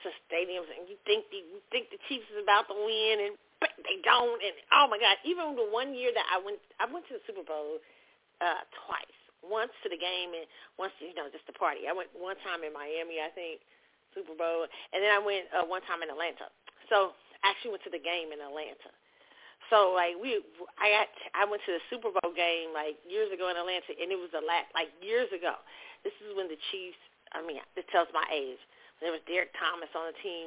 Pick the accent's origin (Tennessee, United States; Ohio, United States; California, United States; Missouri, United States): Missouri, United States; Kansas City; moved away; born and raised in Kansas City